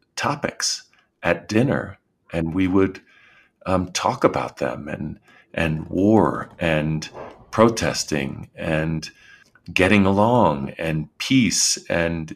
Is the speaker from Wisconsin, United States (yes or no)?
no; Washington, District of Columbia, United States; I grew up in Washington, D.C., and I was the third of four kids.